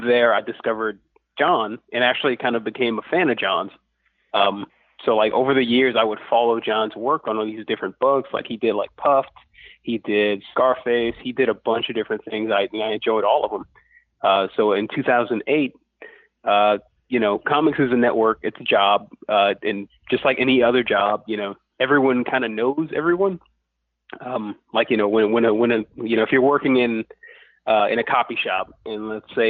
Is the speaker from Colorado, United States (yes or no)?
no; Lafayette, Louisiana, United States; I'm from Lafayette, Louisiana, which it doesn't – it has a bit of a comic scene now, but back then in the 80s